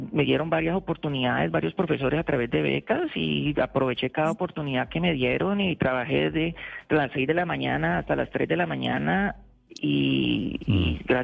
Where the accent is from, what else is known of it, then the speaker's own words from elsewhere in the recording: Colombia; now in United States; Colombia tiene mucho que ofrecer y yo te puedo decir que yo no, yo salí de Colombia gracias a lo que Colombia me dio. ¿Ves? O sea, yo ya cuando estaba en Colombia yo tenía siete publicaciones científicas